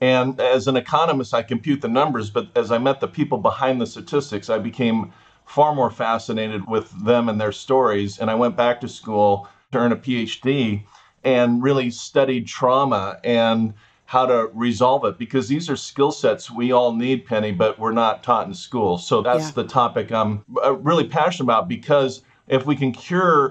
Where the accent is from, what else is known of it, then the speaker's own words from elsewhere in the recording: Fullerton, California, United States; I grew up in Southern California